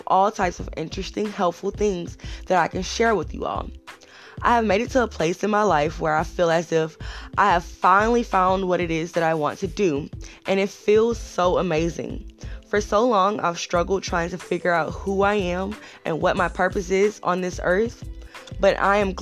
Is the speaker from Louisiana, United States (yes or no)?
yes; Louisiana, United States; also born or lived in Houston, Texas; I'm originally from Houston, Texas, and was raised in Louisiana, where I now reside